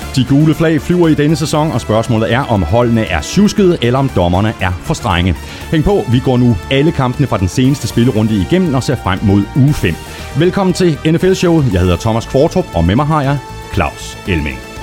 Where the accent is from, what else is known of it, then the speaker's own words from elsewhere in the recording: Viborg, Central Denmark Region, Denmark; jeg kommer fra Viborg